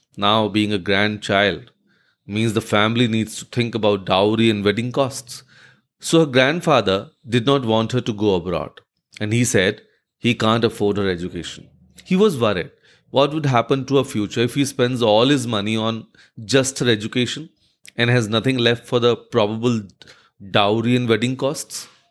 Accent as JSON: {"language": "English", "country": "India", "said": "as an Indian"}